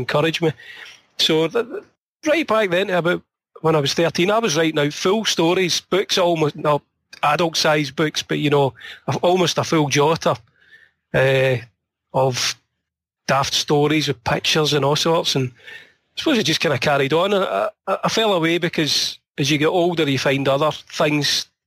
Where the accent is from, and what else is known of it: Scotland, United Kingdom; born or raised there; also born or lived in Dumbarton